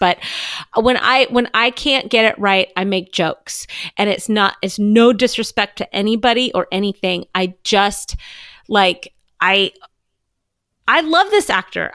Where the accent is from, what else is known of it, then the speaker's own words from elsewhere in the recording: Southern California, United States; I am from Southern California